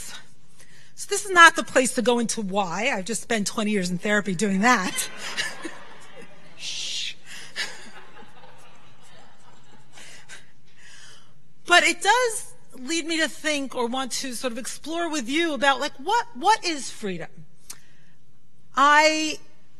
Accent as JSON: {"language": "English", "town": "New York City", "region": "New York", "country": "United States", "tie": "born or raised there", "said": "when I was a little girl growing up in Brooklyn, I'm so lucky I grew up in Brooklyn"}